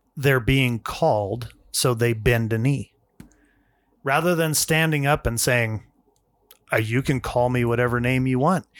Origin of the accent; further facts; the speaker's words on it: United States; as an American